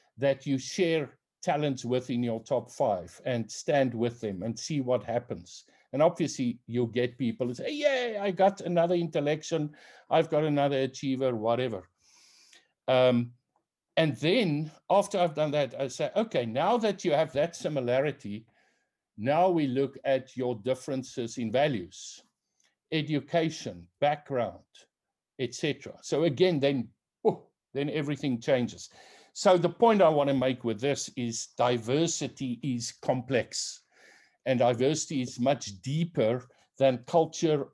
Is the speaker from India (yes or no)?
no; South Africa; I'm South African, that in South Africa I come from the Afrikaner tribe